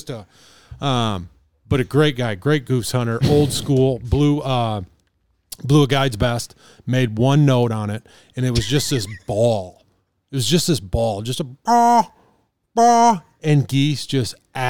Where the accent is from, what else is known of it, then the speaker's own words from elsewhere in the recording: Rochester, Minnesota, United States; I'm from Rochester.